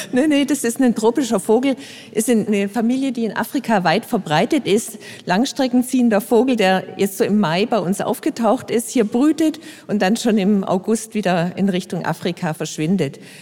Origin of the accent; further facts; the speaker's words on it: Frankfurt, Hesse, Germany; Bei uns in Frankfurt